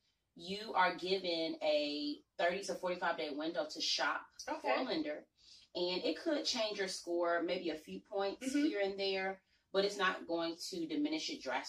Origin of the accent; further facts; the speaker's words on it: Atlanta, Georgia, United States; But growing up in Atlanta, this is not old Atlanta.